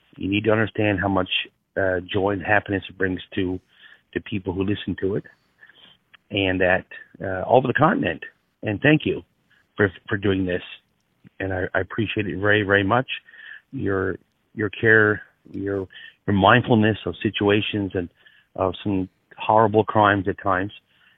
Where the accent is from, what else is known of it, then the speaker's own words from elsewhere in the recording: Newfoundland and Labrador, Canada; moved away; I am from Newfoundland originally. I messaged Matthew one time because I'm the original Inuit Newfie Jew.